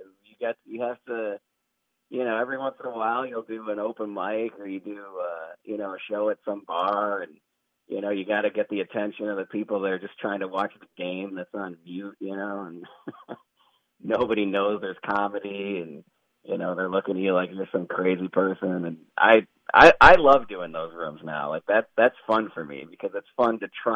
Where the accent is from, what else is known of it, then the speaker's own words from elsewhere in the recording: Chicago, Illinois, United States; now in Phoenix, United States; I grew up in Chicago and then I moved to Phoenix